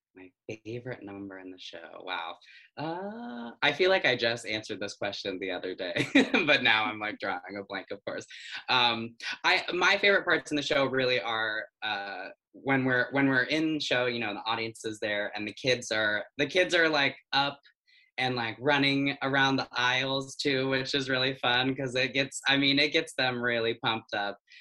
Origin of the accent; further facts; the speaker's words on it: Nebraska, United States; now in New York, United States; I live in New York now. Um, I'm originally from Nebraska